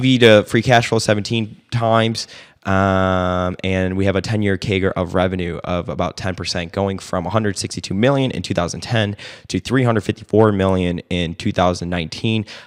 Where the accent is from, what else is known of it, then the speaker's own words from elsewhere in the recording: Illinois, United States; now in Dallas, United States; I'm from Illinois